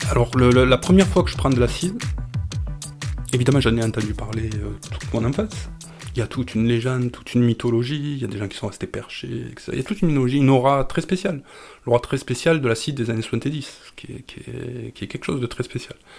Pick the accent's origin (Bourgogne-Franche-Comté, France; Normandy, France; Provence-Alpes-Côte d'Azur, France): Provence-Alpes-Côte d'Azur, France; Camargue; Je suis né en Camargue, mais je suis d'origine grecque, d'Asie mineure